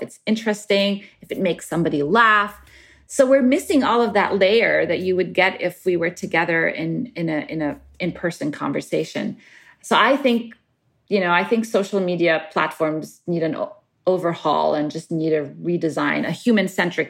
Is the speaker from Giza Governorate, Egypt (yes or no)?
no; Cairo, Cairo Governorate, Egypt; moved away as an adult; also born or lived in Middle East / Cambridge, United Kingdom; now in United States; I grew up in Cairo and around the Middle East.